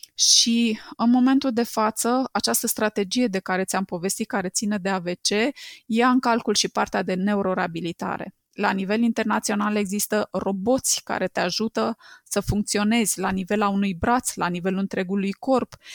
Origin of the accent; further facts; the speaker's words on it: Romania; noi, ca români